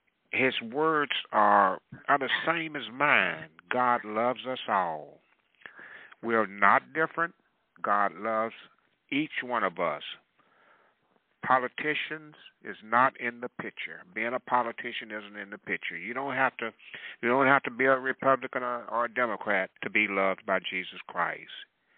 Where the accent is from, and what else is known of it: United States